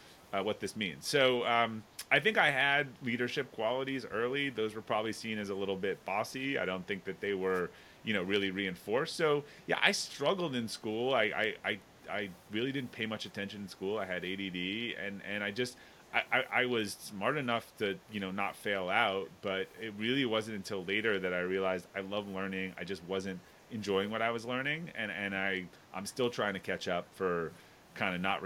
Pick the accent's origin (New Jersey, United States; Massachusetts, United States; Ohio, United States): Massachusetts, United States; outside of Boston; I grew up in outside of Boston